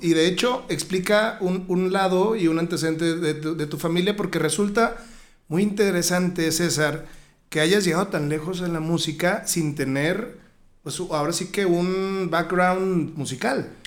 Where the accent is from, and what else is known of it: La Peñita de Jaltemba, Nayarit, Mexico